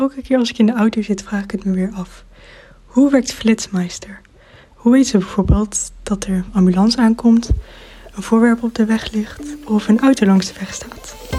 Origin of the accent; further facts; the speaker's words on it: Netherlands; als Nederlander